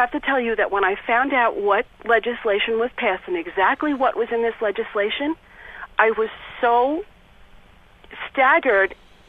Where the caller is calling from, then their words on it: Long Island, New York, United States; I'm calling as a New Yorker, as a lifelong devout and practicing Catholic